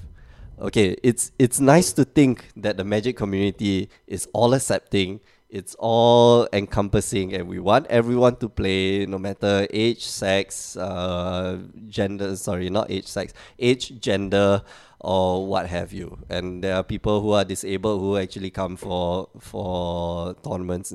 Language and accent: English; Singapore; now in Portugal